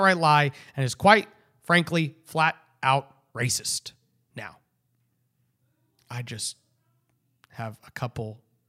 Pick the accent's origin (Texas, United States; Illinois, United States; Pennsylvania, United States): Texas, United States; Houston; born there; Is it because my mother, now a naturalized citizen, is from Mexico? I was born in Houston.